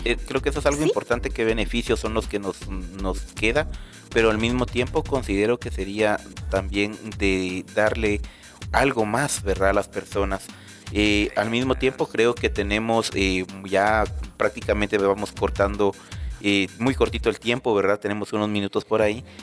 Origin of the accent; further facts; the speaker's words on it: Guatemala; lo cual nos beneficia a todos como guatemaltecos